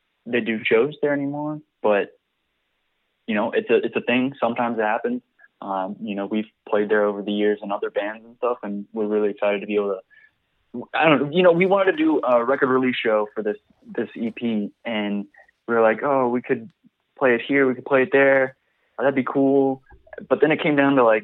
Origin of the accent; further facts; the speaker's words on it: Richmond, Virginia, United States; a dude from the Richmond, Virginia music scene